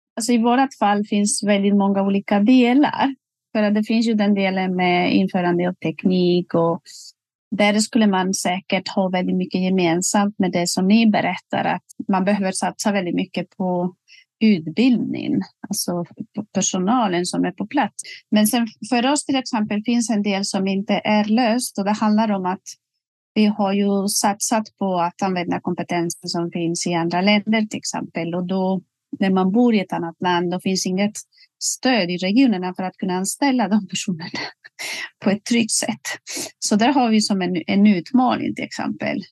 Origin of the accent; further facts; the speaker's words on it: Spain; Swedish is a second language; moved away as an adult; also born or lived in Västerbotten, Sweden; now in Sweden; jag kommer ursprungligen från Spanien och blev ju rekryterad och flyttade till Sverige för mer än 20 år sedan